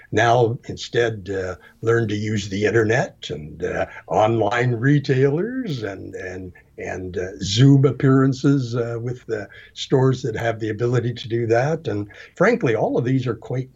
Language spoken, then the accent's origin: English; Canada; I'm Canadian